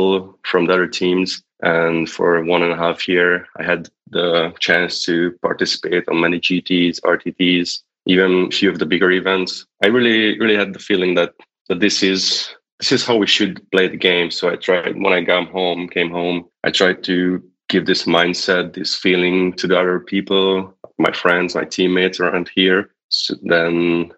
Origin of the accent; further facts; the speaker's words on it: Hungary; English is a second language; I'm from Hungary